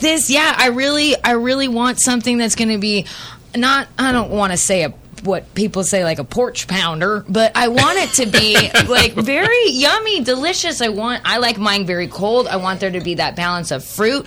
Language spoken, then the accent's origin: English; Central Valley, California, United States; I was raised in the Central Valley of California